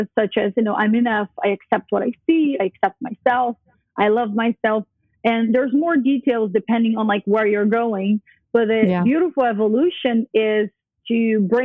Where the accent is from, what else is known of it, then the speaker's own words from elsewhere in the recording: Brazil; moved away; also born or lived in New York; I grew up Catholic in Brazil